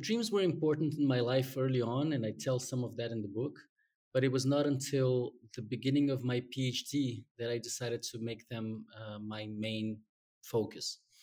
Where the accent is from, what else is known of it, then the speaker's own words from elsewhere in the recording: Brazil; English is a second language; moved away as an adult; I was gonna be sent back to Brazil